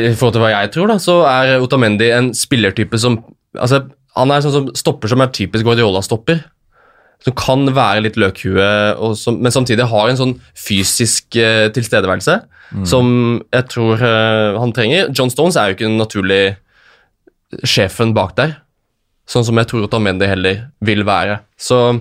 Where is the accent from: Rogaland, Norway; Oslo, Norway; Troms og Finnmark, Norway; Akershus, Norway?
Akershus, Norway; Lørenskog; hjemme på Lørenskog